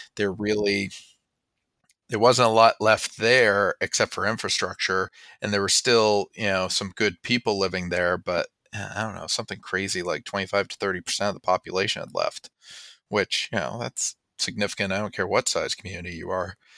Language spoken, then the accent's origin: English; Springfield, Vermont, United States; also born or lived in Massachusetts (North Shore) / Colorado / New Hampshire; by birth from Massachusetts, but by upbringing from Vermont